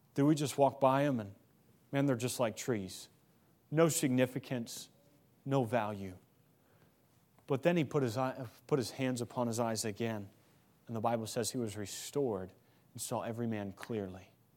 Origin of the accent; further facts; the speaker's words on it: Missouri, United States; moved away; I come, I come from Missouri. Grew up in Missouri, Midwest.